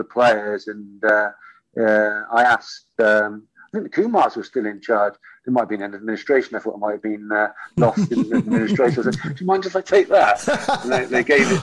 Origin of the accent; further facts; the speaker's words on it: Bristol, South West England, United Kingdom; play for my hometown club